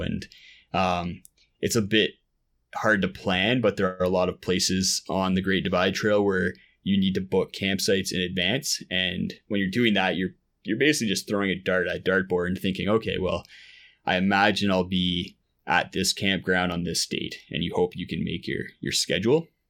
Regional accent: Ottawa, Ontario, Canada; moved away; I grew up in Ottawa, out, out east

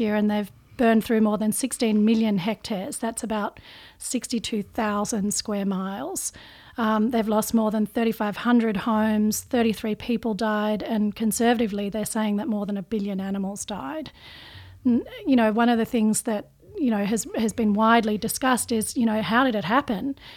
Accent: Australia; I'm, I'm Australian

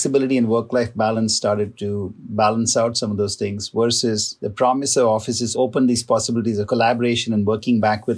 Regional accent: San Francisco, California, United States; also born or lived in Ohio; my hometown football team, the San Francisco 49ers

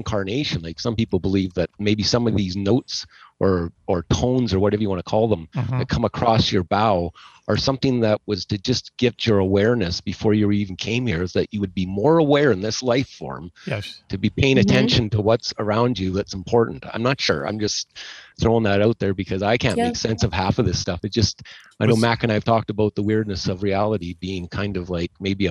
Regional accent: Edmonton, Alberta, Canada; also born or lived in Nebraska; I'm from Edmonton, Alberta, Canada

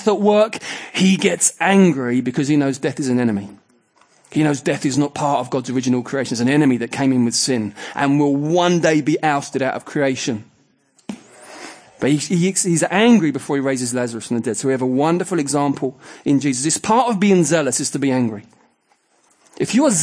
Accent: England, United Kingdom; we would say we are culturally English

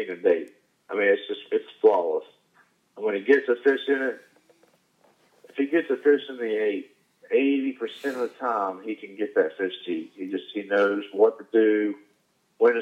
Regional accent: West Virginia, United States; I'm from West Virginia

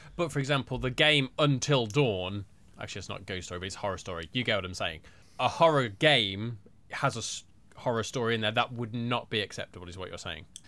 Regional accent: Birmingham, West Midlands, United Kingdom; I'm from Birmingham

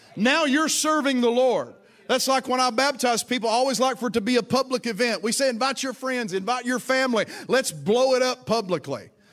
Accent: Appalachian Mountains, United States; I'm from the Appalachian Mountains, so it was a, it was a church on the side of a creek bank up a holler

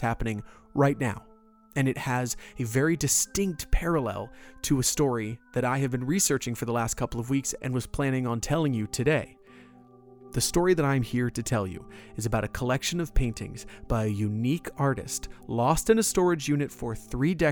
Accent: Orlando, Florida, United States; my hometown of Orlando

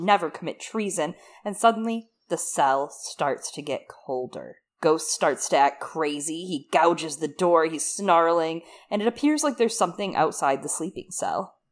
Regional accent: Michigan, United States; moved away; I'm originally from Michigan.

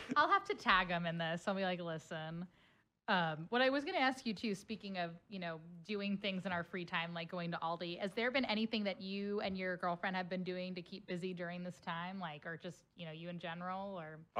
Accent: Cincinnati, Ohio, United States; now in St. Louis, United States; Cincinnati, Ohio

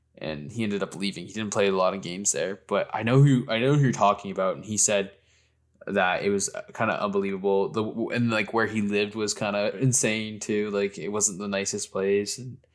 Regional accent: Canada; when I'm a Canadian.

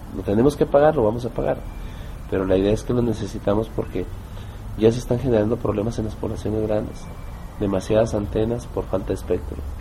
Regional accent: Mexico; moved away as an adult; now in Bogotá, Colombia; como somos todos los mexicanos

